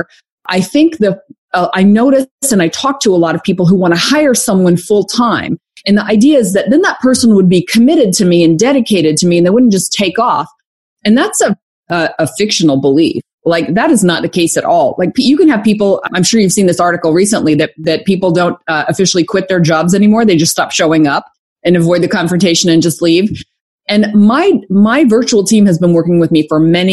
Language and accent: English; Arkansas, United States; moved away as an adult; also born or lived in Atlanta / Conway, Arkansas; I'm from Arkansas.